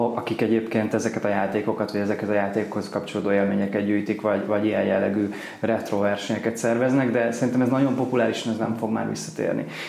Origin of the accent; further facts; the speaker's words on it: Kaposvár, Somogy, Hungary; Kaposvári vagyok